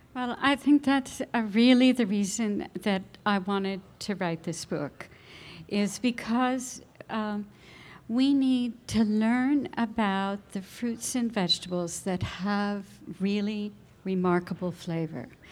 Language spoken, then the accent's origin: English; New Jersey, United States; now in California, United States; growing up in New Jersey